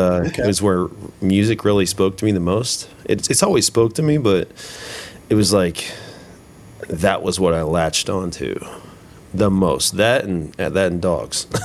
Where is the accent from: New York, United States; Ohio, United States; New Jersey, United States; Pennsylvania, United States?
Ohio, United States; Huber Heights; growing up in Heber Heights, going to school at Wayne